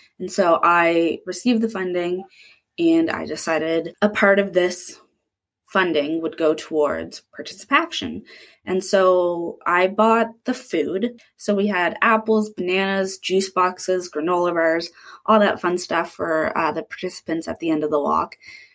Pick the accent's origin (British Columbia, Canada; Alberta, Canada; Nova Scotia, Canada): Nova Scotia, Canada; Dartmouth; moved away as an adult; also born or lived in Berwick / Queens; I'm from Dartmouth